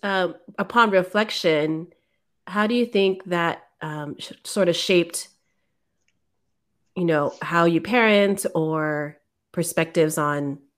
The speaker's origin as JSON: {"language": "English", "town": "San Mateo", "region": "California", "country": "United States", "tie": "born or raised there", "lives_now": "Oakland, United States", "said": "I grew up in San Mateo and it's pretty mixed."}